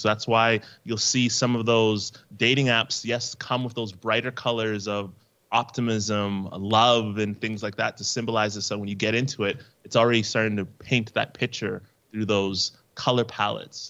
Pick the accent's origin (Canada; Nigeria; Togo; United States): Canada; I'm from Canada